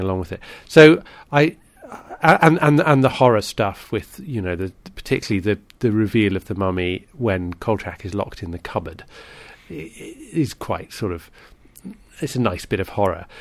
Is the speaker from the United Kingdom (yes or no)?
yes; United Kingdom; as a Brit